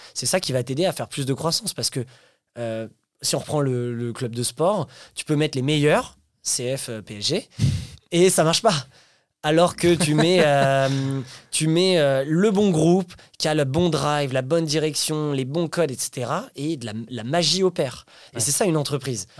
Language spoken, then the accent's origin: French; France; also born or lived in Paris; on est français